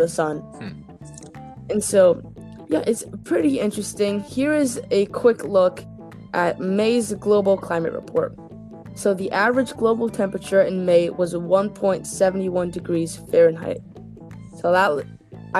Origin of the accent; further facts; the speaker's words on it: Florida, United States; I grew up in Florida, and it gets hot in May in Florida.